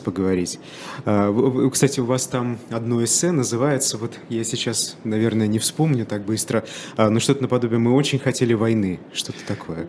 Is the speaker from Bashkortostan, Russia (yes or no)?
yes; Bashkortostan, Russia; я из Башкирии